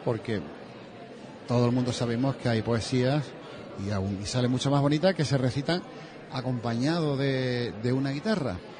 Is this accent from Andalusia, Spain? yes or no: yes; Seville, Andalusia, Spain; moved away as an adult; now in Huelva, Spain; yo soy de Sevilla